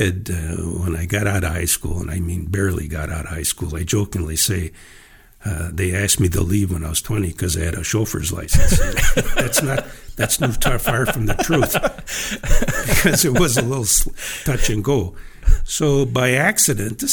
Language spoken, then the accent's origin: English; Iron Range, Minnesota, United States; growing up on the Iron Range was really interesting